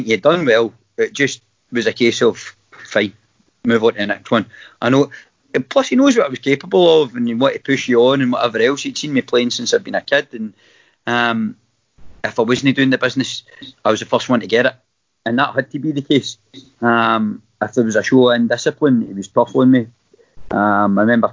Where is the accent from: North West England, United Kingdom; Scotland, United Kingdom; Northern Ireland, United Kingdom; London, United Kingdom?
Scotland, United Kingdom; Irvine; I was from Irvine, you know, the family's from Irvine originally